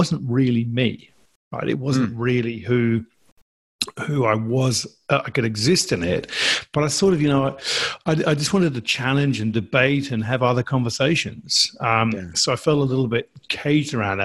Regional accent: England, United Kingdom; moved away as an adult; now in Australia; because I'm English, I was born in England, lived there for 30, even the first 30 years of my life

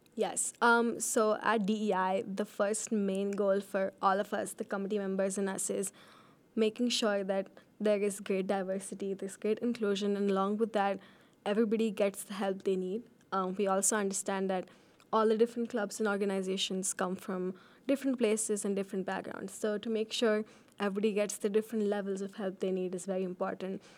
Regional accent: India; also born or lived in Fargo, North Dakota, United States; now in Ames, United States; I was born in Fargo, North Dakota, but I lived most of my life in India.

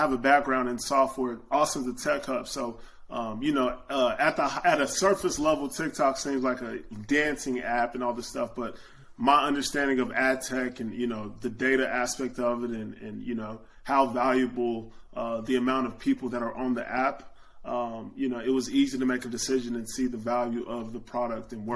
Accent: Dallas, Texas, United States; I'm from the Dallas, Texas area, and I got a scholarship out of high school to the University of Texas

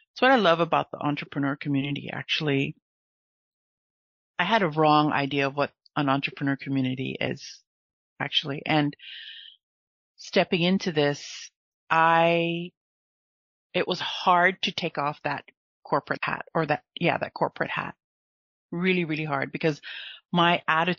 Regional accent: United States; also born or lived in Philippines (Filipino heritage); now in France; I'm an American in France

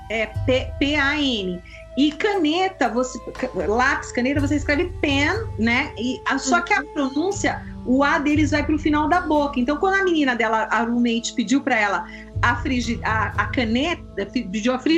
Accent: Brazil; Ele é bem carregado. Então, e eles adoram o sotaque da brasileira, que eles

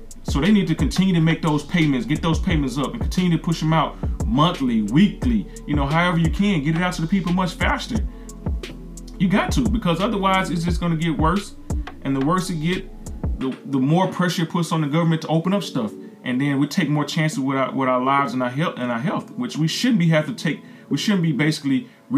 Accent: the South, United States; I'm from the South.

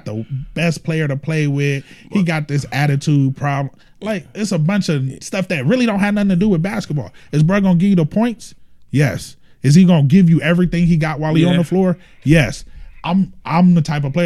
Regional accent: Los Angeles, California, United States; I am from Los Angeles.

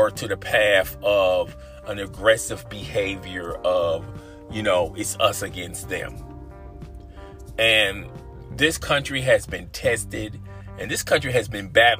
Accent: United States; As we, as American citizens, have suffered enough

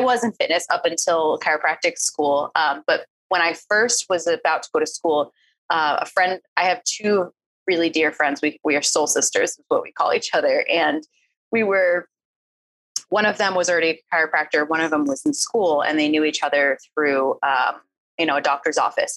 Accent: East Coast, United States; moved away; I was from the East Coast. I grew up in a place where like we didn't really cry very often

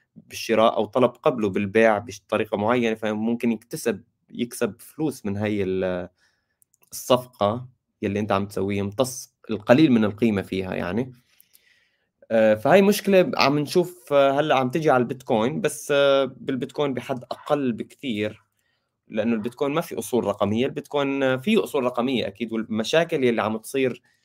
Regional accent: Syria; انا سوري

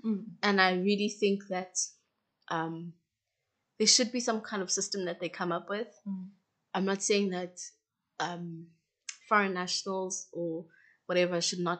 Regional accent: South Africa; As a South African national, you need a visa to go to Ghana

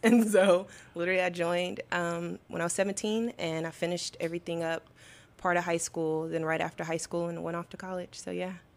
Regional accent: Arkansas, United States; I'm from Arkansas, so I feel like being from the South, everyone goes to church

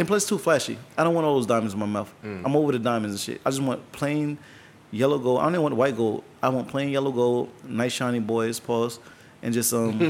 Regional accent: Tampa, Florida, United States; That's like my AM from Tampa. I'm from the South.

